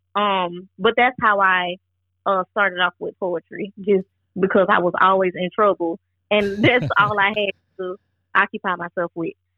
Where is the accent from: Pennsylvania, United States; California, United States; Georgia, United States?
Georgia, United States; also born or lived in Bronx, New York; I moved to Georgia at the age of four